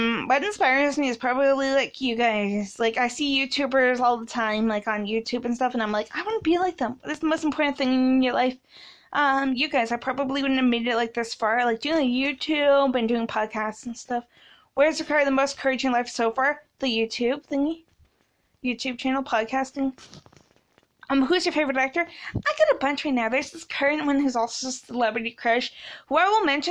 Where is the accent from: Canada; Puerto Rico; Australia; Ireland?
Canada; I was born in Canada